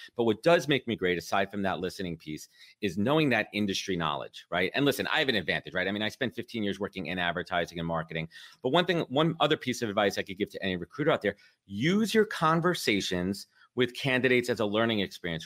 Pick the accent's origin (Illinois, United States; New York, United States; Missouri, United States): New York, United States; I'm a born and raised in New York